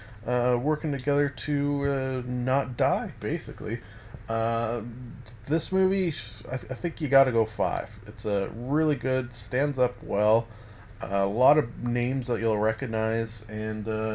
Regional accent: Canada; as a Canadian

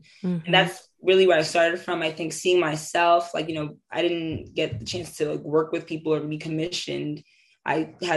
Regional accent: New York City, New York, United States; for me in Harlem, especially because I was raised like on Lenox Ave

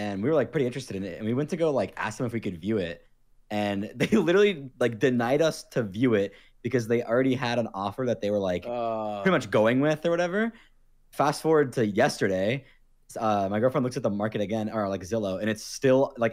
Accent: Florida, United States; also born or lived in Los Angeles, United States; now in Las Vegas, United States; I'm from Florida

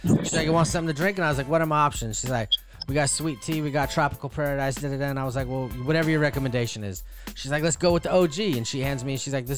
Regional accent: California, United States; I'm from California.

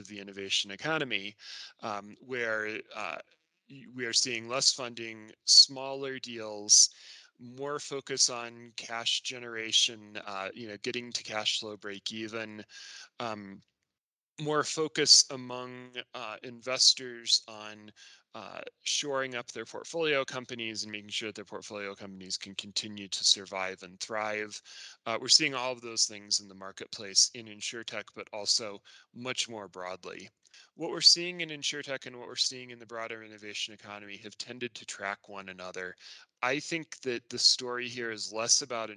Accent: Indiana, United States; I grew up in Indiana

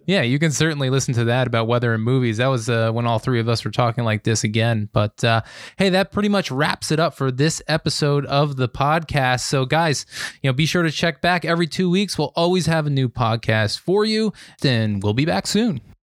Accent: Lehigh Valley, Pennsylvania, United States; I'm from the Lehigh Valley in Pennsylvania.

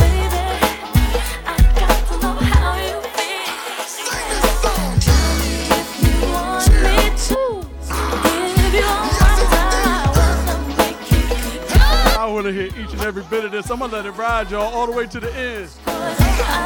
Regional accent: Virginia, United States; now in California, United States; Born and raised in Virginia

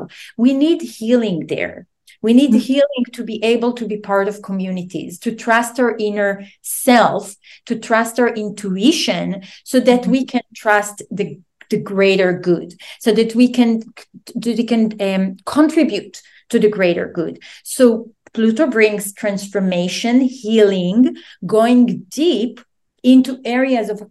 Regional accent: Israel; moved away; I'm originally from Israel

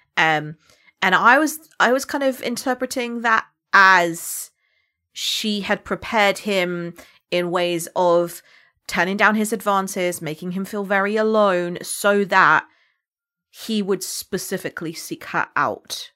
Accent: United Kingdom; accent: British; I could have entirely lost my British accent.

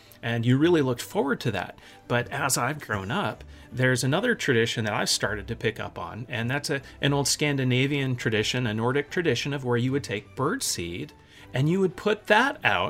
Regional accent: Germany; You know, growing up in Germany, one of the things that we adopted while we were there, it's kind of funny and weird to, you know, to North American folks

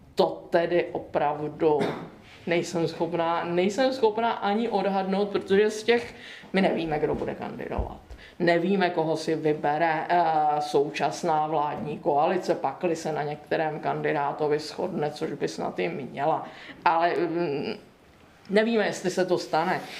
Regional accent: Czechia; pocházím spíše z Posázaví či Blanicka

